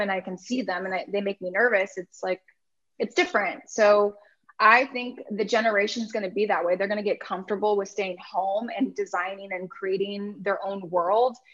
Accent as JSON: {"language": "English", "area": "Orange County", "region": "California", "country": "United States", "said": "I'm from Orange County"}